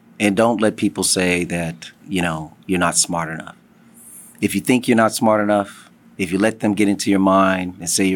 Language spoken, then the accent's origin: English; Los Angeles, California, United States; I was actually born in Los Angeles. Grew up in the neighborhood